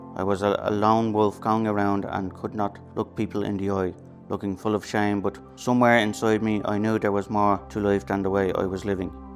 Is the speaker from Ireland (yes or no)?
yes; Dublin, Leinster, Ireland; I grew up in Ballymun. I was the oldest of seven and I still live here today.